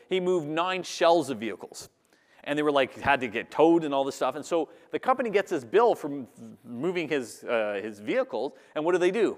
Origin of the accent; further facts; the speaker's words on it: Canada; I'm Canadian